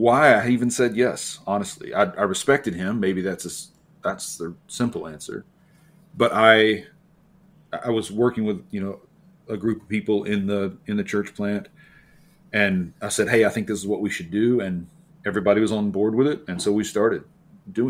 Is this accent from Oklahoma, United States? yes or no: yes; near Norman, rural central Oklahoma, United States; I grew up in Oklahoma, rural Oklahoma, central Oklahoma, not far from Norman